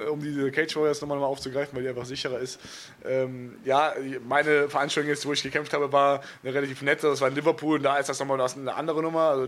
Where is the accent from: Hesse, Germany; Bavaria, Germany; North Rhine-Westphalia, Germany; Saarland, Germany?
North Rhine-Westphalia, Germany; Cologne; Ich bin Kölner, so, ich ja. Äh, ne, komme da so oft vorbei, wie ich kann. So. Einfach auch, weil ich da mein, mein Herz habe so, und äh, bin gerne da.